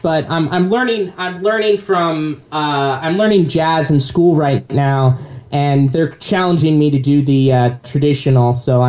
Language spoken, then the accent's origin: English; Visalia, California, United States; I grew up in Visalia.